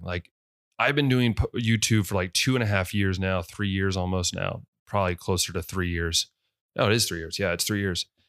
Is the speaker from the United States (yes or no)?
yes; West Liberty, United States; moved away; I grew up in West Liberty